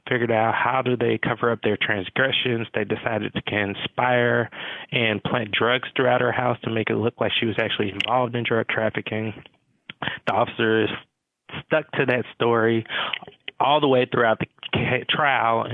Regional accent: Atlanta, Georgia, United States; Growing up in Atlanta, I really grew up in the shadows of Dr. King

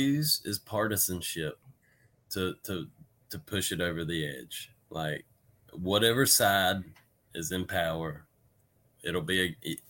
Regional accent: Georgia, United States; I'm from Georgia

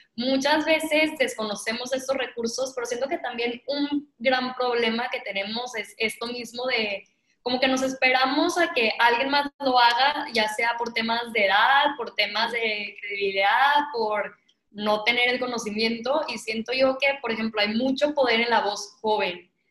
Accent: Mexico; a mí como mexicana

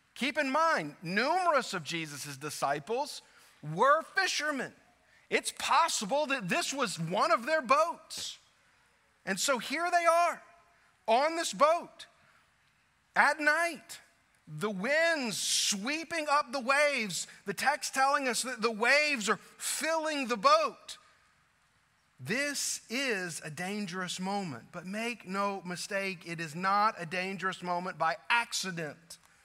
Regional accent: South Louisiana, United States; moved away as an adult; Growing up in South Louisiana, like I did

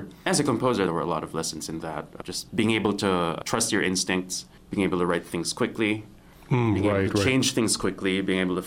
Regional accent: Philippines; moved away as an adult; also born or lived in New York, United States; Now I'm in the Philippines. I'm in my home country

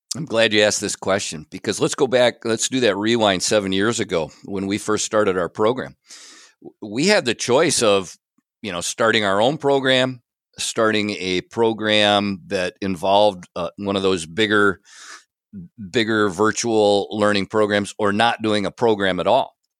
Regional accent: Big Rapids, Michigan, United States; I grew up here in Big Rapids

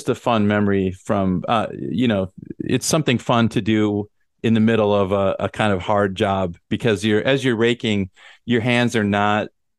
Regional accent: Minnesota, United States; I grew up in Minnesota, where there's a very beautiful fall.

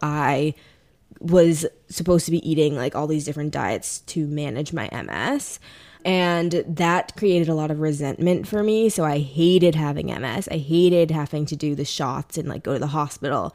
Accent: St. Louis, Missouri, United States; now in New York, United States; I'm originally from St. Louis, Missouri, so Midwestern girl here

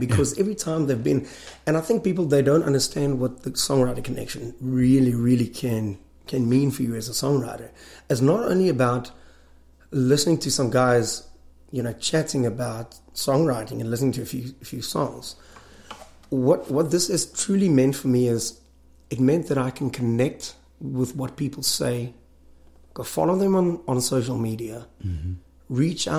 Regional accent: South Africa; I'm from South Africa.

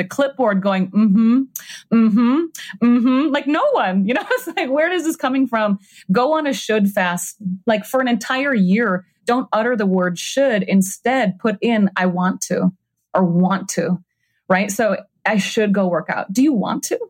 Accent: Minnesota, United States; moved away; also born or lived in New York / Los Angeles; I grew up in Minnesota in nature all the time.

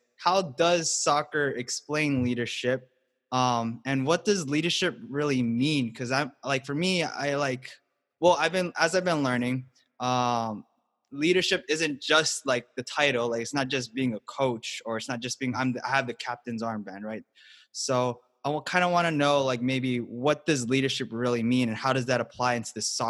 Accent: Hawaii, United States; moved away; So I'm from Hawaii as well. So it always kind of takes me back home.

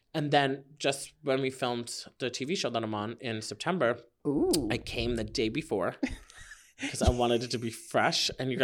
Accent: New York, United States; accent: New York; Trained myself being in entertainment to like let go of my New York accent.

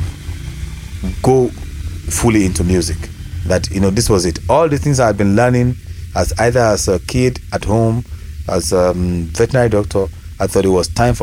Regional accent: Ibadan, Oyo, Nigeria; I grew up in Ibadan. I went to school here

